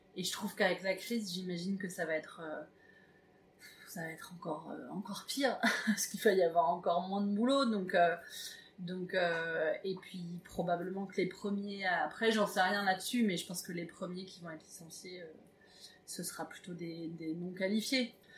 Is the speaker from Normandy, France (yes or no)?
yes; Évreux, Normandy, France; je viens d'Evreux